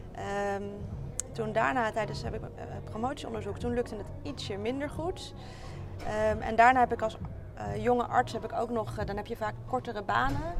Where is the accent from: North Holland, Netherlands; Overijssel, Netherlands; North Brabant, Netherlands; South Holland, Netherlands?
South Holland, Netherlands; Rotterdam; Ik kom uit Rotterdam en daar werk ik als longarts in opleiding